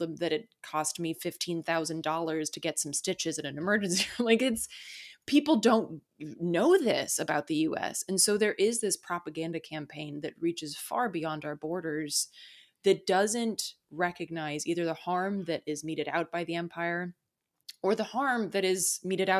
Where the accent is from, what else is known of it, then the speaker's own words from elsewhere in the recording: Charlotte, North Carolina, United States; I grew up in North Carolina, and Asheville was always like this weird place that I would go to escape from Charlotte, North Carolina